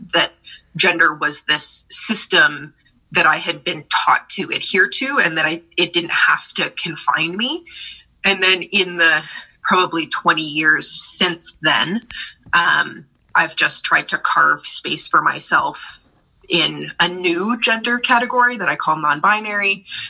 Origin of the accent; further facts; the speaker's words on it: Brampton, Ontario, Canada; moved away as an adult; also born or lived in Toronto; now in Vancouver, Canada; I uh, grew up in southern Ontario, specifically Brampton, outside of Toronto